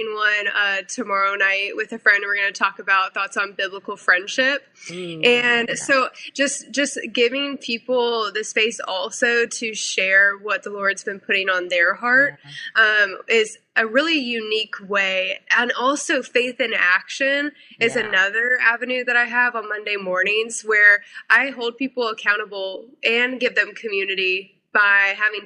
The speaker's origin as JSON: {"language": "English", "region": "Missouri", "country": "United States", "tie": "born or raised there", "also_born_or_lived": "South Carolina", "moved": "as an adult", "lives_now": "North Carolina, United States", "said": "I moved my life from Missouri to South Carolina at 18 to go to school"}